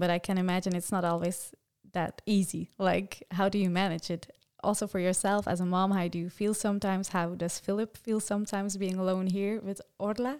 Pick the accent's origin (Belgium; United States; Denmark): Belgium; English is a second language; I am from Belgium